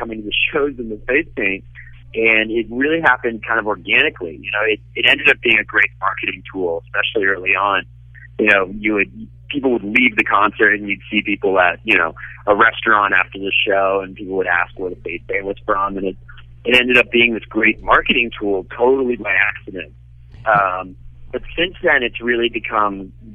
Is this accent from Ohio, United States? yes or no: yes; Cincinnati, Ohio, United States; I am born, raised. I went to high school and I went to college, and I lived there after college. I'm Cincinnati through and through.